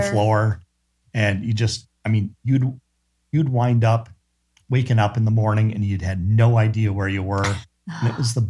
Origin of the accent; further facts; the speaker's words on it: Wisconsin, United States; moved away; I grew up in Wisconsin